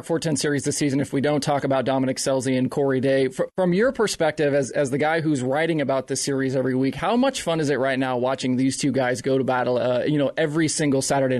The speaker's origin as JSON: {"language": "English", "region": "Southern Oregon", "country": "United States", "tie": "born or raised there", "said": "As somebody who is actually from the Pacific Northwest, I grew up not far from the Southern Oregon Speedway"}